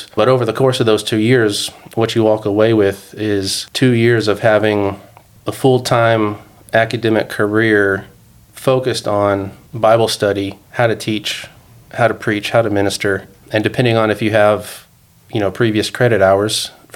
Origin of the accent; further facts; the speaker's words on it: Dallas, Texas, United States; also born or lived in Georgia; now in Denver, United States; I grew up in Texas.